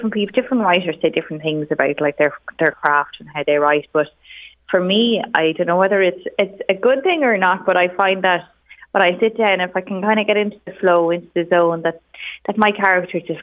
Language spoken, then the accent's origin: English; Navan, County Meath, Ireland; I'm from Navan myself.